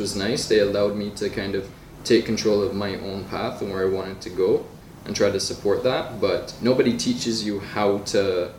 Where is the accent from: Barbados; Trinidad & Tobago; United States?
Barbados; I come from Barbados, and growing up there, it was, you can be a doctor, lawyer, businessman, just like whatever is traditional.